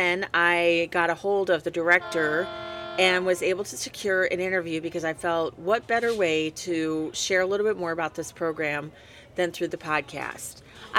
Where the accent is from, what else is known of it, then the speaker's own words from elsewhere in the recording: Elkhart, Indiana, United States; my hometown of Elkhart, Indiana